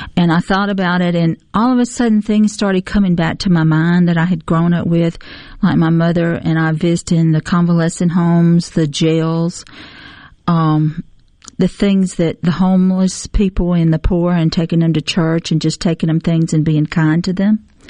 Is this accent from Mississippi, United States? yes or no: yes; Petal, Mississippi, United States; moved away as an adult; also born or lived in Hattiesburg, Mississippi / Ellisville, Mississippi / Lincoln, Nebraska; My hometown is Petal, Mississippi.